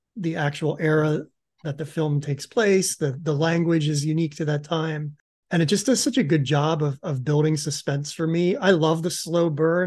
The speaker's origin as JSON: {"language": "English", "region": "Pennsylvania", "country": "United States", "tie": "born or raised there", "said": "I grew up in Pennsylvania, maybe, I don't know, 40 minutes north of Maryland where this took place"}